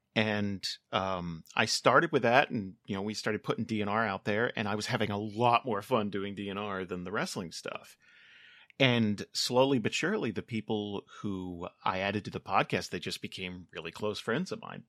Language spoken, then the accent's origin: English; New Jersey, United States; moved away as an adult; now in California, United States; I grew up in Jersey, so I worked a lot of warehouse jobs